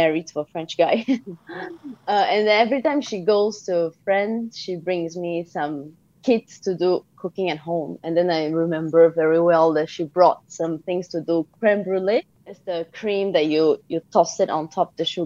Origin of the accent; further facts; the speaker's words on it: Brazil; I grew up in Brazil.